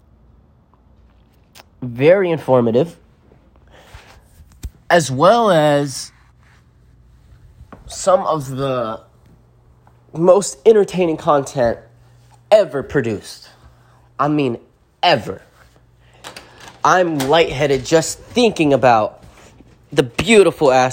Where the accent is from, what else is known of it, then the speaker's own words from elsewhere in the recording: Appalachia, United States; I come from the Smoky Mountains